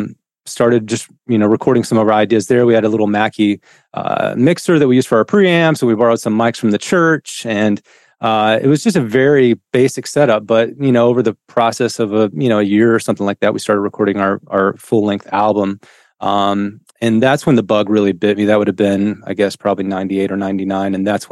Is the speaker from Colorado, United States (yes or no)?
no; Tennessee, United States; I grew up in East Tennessee. I forgot to mention that. So it's about 4.5 hours here from Nashville.